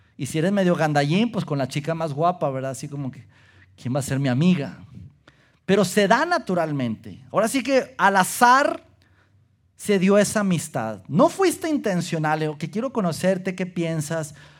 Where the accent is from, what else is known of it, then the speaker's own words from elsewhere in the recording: Durango, Mexico; moved away; nací, crecí en la ciudad de Durango